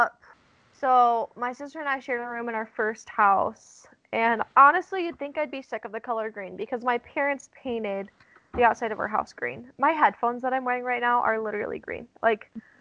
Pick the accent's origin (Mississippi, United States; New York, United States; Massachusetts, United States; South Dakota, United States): South Dakota, United States; Black Hills of; moved away; I grew up in the Black Hills of South Dakota.